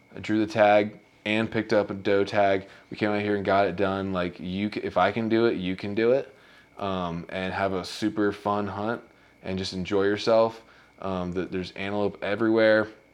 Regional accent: Virginia, United States; we're both from Virginia

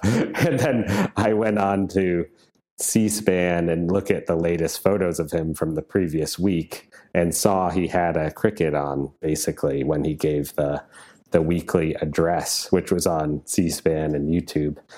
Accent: Wisconsin, United States; I'm from Wisconsin

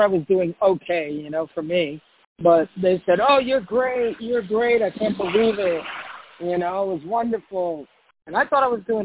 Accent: New York, United States; moved away as an adult; also born or lived in Puerto Rico; now in South Florida, United States; I was born in Puerto Rico. I was raised in New York. And I came down here about 25 years ago

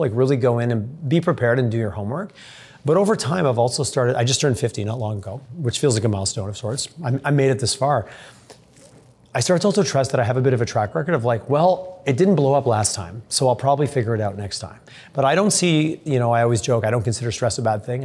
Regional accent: Southern Quebec, Canada; I went to a small elementary school in Southern Quebec, and my family I grew up making maple syrup

